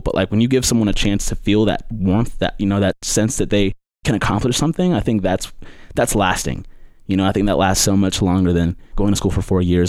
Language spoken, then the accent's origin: English; Durham, North Carolina, United States; I'm from Durham. I grew up in Durham